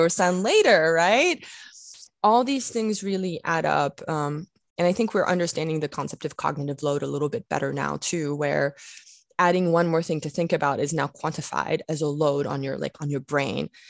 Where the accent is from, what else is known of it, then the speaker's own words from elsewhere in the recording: France; moved away; I grew up in France